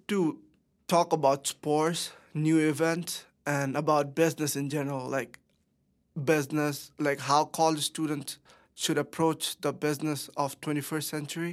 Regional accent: Bangladesh; moved away as an adult; now in Danbury, United States; I am from Bangladesh

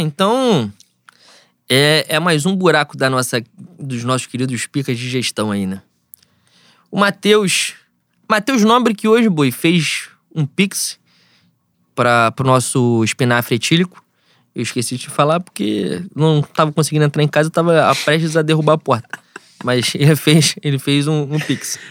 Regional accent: Rio de Janeiro, Brazil; é a escola da onde eu venho, né? Sou de Bangu

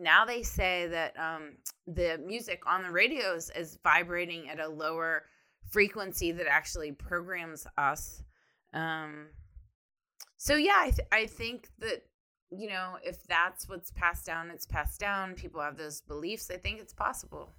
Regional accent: Ohio, United States; now in Texas, United States; I am from Ohio, and then I moved to Texas

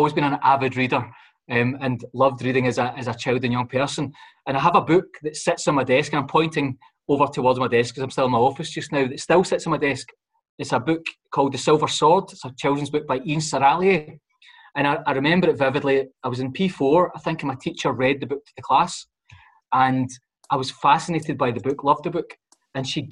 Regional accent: Glasgow, Scotland, United Kingdom; I'm a boy born and brought up in the Gorbals.

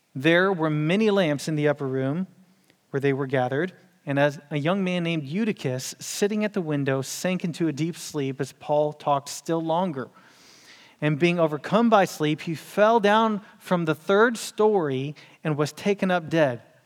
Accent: Houston, Texas, United States; I'm from Houston

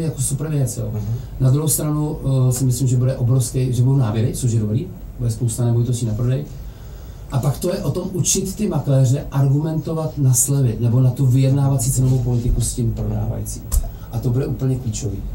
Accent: Czechia; protože jsme Češi

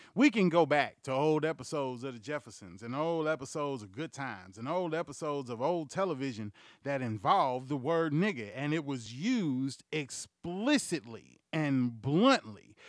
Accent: Houston, Texas, United States; also born or lived in Bryan, Texas / Lake Charles, Louisiana; I was born and raised in Houston, motherfucking Texas. I was raised and grown up in Bryan, motherfucking Texas, and in Lake Charles, Louisiana

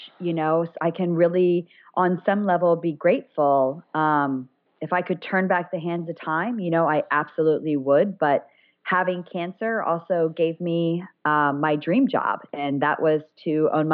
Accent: Ohio, United States; moved away as an adult; also born or lived in Colorado; my hometown in Ohio

